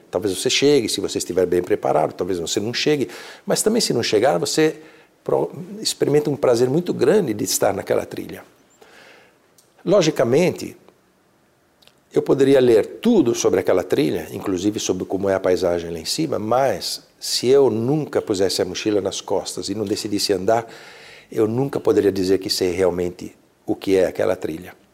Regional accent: Alps, Italy; Portuguese is a second language; eu venho de uma região da Itália próximas às montanhas, próximas aos, aos Alpes, gosto muito de, de caminhar nas montanhas.

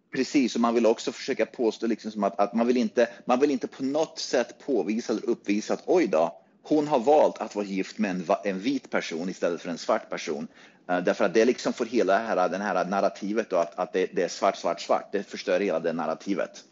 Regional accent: United States; som amerikan

